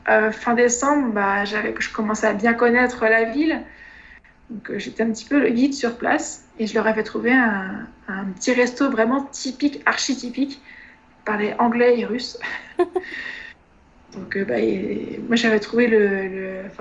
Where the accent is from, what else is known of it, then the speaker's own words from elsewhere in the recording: Troyes, Grand Est, France; une école euh, qui était dans ma ville natale, à Troyes